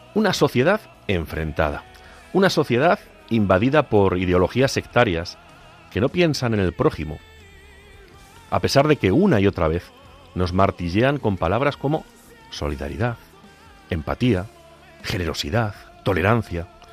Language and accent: Spanish; Agudo, Castilla-La Mancha, Spain; en mi pueblo en Agudo, el lugar en que fui bautizado hace ya algunos años